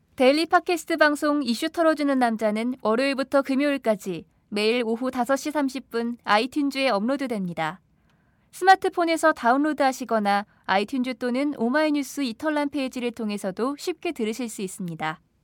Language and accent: Korean; Mungyeong, North Gyeongsang, South Korea; now in Seoul, South Korea; 저희 아버지께서 고향에 계시니까 저희 고향의 지역구 의원님이신데